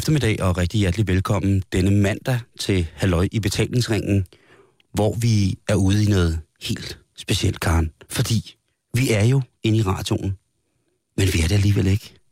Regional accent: Roskilde, Zealand, Denmark; Er jo i min hjemby. Ja. 4.000 Roskilde

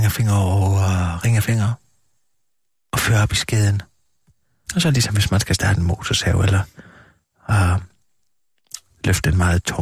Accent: Southern Denmark, Denmark; det er vi, altså det er nede i Sønderjylland, hvor jeg kommer fra.

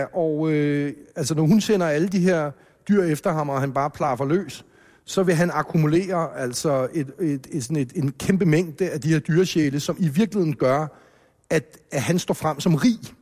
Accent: Hellerup, Capital Region of Denmark, Denmark; hjemme i villaen øh, i Hellerup, hvor, hvor jeg voksede op

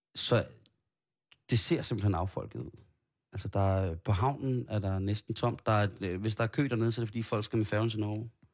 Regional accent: Copenhagen, Capital Region of Denmark, Denmark; der er jeg jo så københavner

